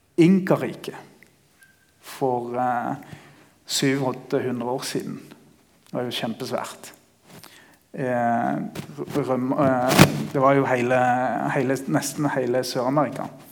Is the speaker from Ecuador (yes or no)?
yes; Ecuador; also born or lived in Greipstad, Norway / Bergen, Norway / Kristiansand, Norway; now in Peru; jeg er født og oppvokst i Ecuador